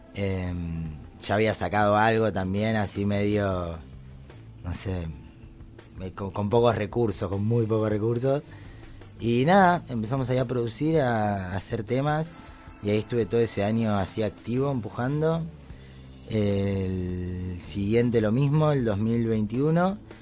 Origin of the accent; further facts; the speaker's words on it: Avellaneda, Buenos Aires Province, Argentina; Que debutamos en Avellaneda, porque soy de acá